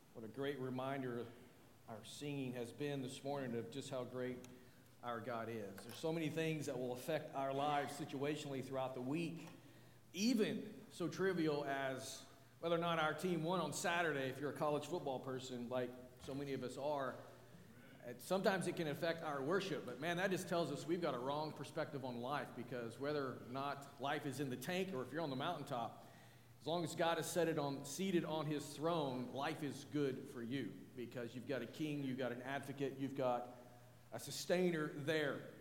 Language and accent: English; northwest Arkansas, United States; as I was growing up in northwest Arkansas